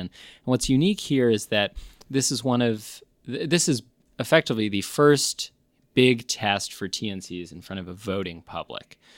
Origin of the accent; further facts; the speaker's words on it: New York, United States; now in Austin, United States; I'm from New York